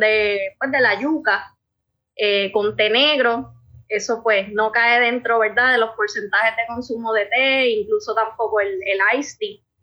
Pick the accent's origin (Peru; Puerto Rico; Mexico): Puerto Rico; southwest Puerto Rico; also born or lived in Paris, France; yo soy una boricua